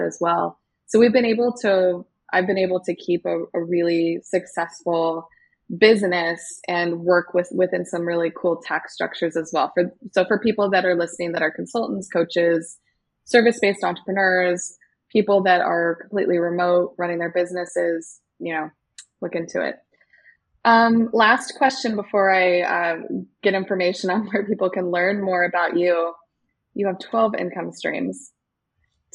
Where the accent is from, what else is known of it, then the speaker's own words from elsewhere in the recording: United States; accent: standard American; moved away as an adult; now in Algarve, Portugal; we're American